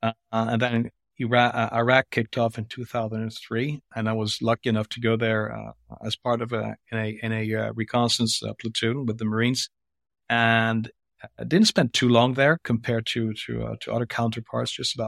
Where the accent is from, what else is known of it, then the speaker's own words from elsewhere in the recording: France; first language French; English is a second language; because I'm a French. My mother tongue is French, actually.